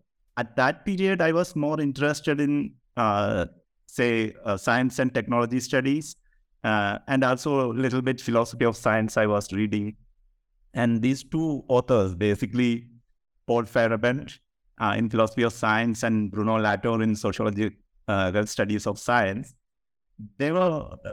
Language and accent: English; Kerala, India; I am from Kerala, so literature and politics was very much there in the public sphere in Kerala.